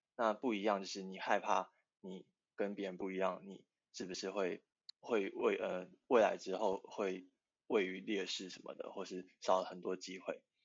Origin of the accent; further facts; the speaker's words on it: Tainan, Taiwan; moved away; 因为我是住宿生，我是台南人